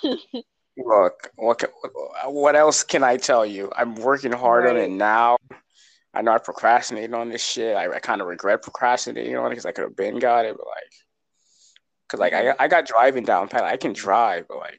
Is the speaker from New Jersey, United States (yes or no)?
yes; New Jersey, United States; I'm from Jersey